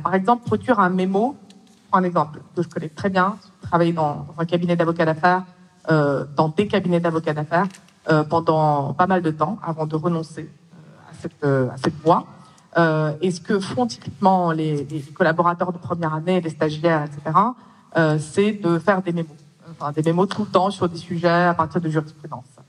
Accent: Russia; moved away; je suis née en Russie et je suis d'origine russe.

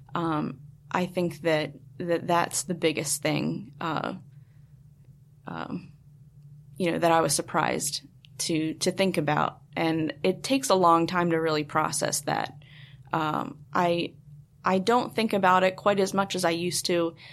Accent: Baltimore, Maryland, United States; I'm from Baltimore

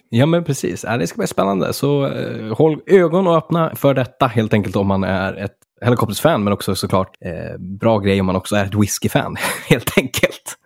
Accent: Örnsköldsvik, Västernorrland County, Sweden; från min hemstad där Örnsköldsvik

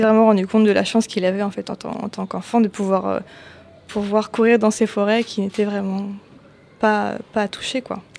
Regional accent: France; en tant que Français

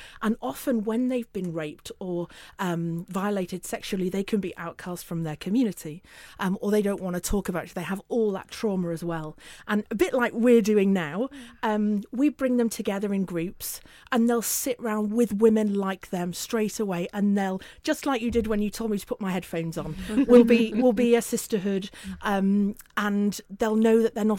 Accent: Northern England, United Kingdom; accent: northern; I should say that we are not just about London, hence my northern accent.

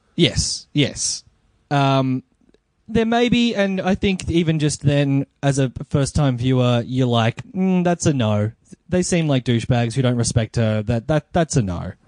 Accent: Melbourne, Victoria, Australia; I am a comedian from Melbourne

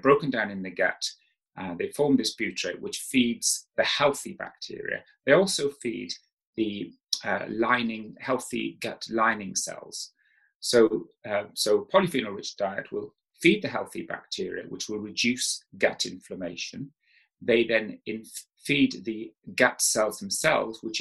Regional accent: South Wales, United Kingdom; I grew up in South Wales

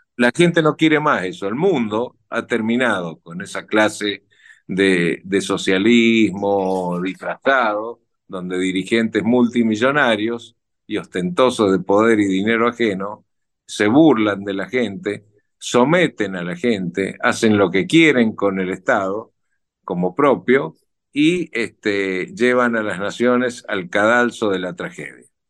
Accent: Argentina; merecemos los argentinos

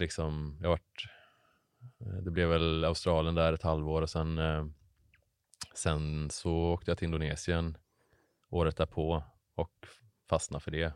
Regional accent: Hammarö, Värmland, Sweden; moved away as an adult; also born or lived in Bohuslän; now in Gothenburg, Sweden; jag är född och uppvuxen på, eh, Hammarö utanför

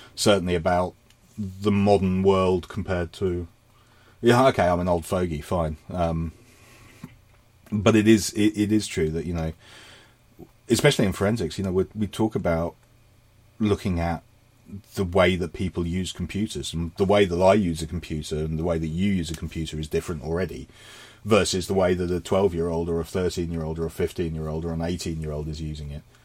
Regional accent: London, United Kingdom; moved away; I am a Londoner.

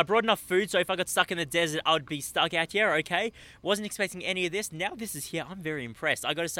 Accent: Melbourne, Victoria, Australia; G'day, I'm from Melbourne, Australia.

